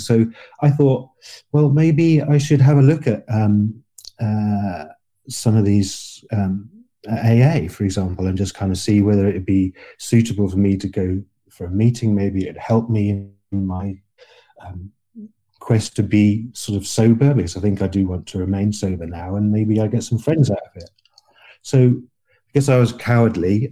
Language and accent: English; England, United Kingdom; I'm fifty-three years old. I'm English and, and a male